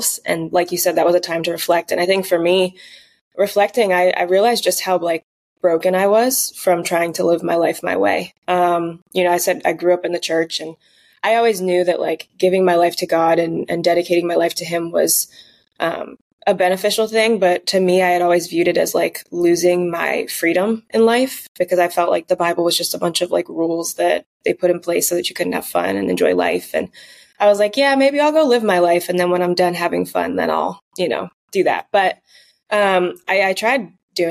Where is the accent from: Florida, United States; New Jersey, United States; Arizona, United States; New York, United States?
New Jersey, United States; I grew up in New Jersey, one of four children.